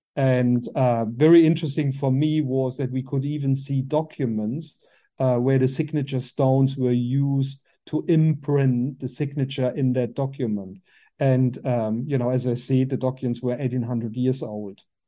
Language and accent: English; Germany; English is a second language; moved away as an adult; also born or lived in Berlin, Germany; now in New Zealand; I was born in Germany, in the far west of Germany, um, very close to the Luxembourg French border.